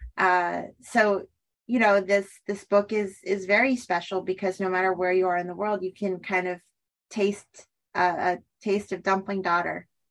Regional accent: Weston, Massachusetts, United States; I'm from Weston. I grew up here

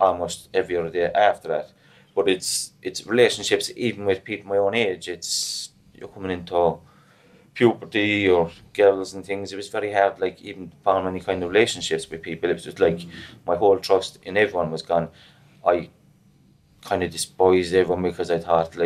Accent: Limerick, Munster, Ireland; St. Mavis Park is where I'm from, so it's literally just on the outsides of the island

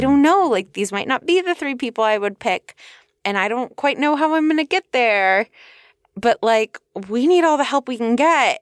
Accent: California, United States; I'm from California.

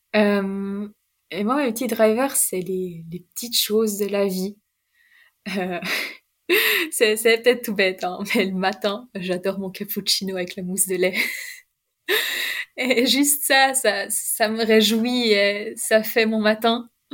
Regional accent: Chardonne, Vaud, Switzerland; also born or lived in German-speaking Switzerland; quand je suis chez mes parents, là où j'ai grandi à Chardin

